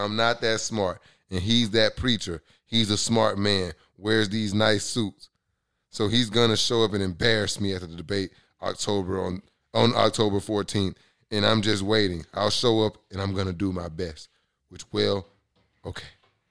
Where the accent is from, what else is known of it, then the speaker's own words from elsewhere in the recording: the South, United States; I'm from the South.